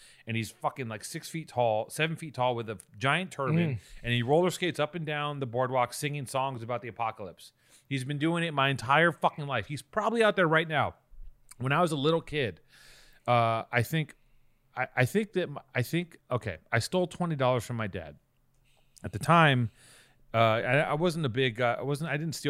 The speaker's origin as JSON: {"language": "English", "area": "Venice, Los Angeles", "region": "California", "country": "United States", "tie": "born or raised there", "said": "I grew up in Venice"}